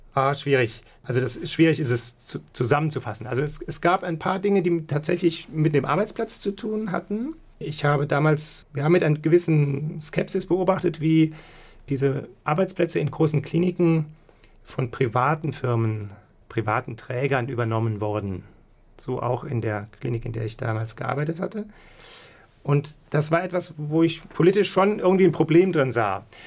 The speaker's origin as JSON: {"language": "German", "town": "Saarbrücken", "region": "Saarland", "country": "Germany", "tie": "born or raised there", "also_born_or_lived": "Munich / Krefeld", "moved": "yes", "lives_now": "Mainz, Germany", "said": "dann bin ich eigentlich aufgewachsen und meine, sagen wir mal, Stadt der Schule, das ist Saarbrücken"}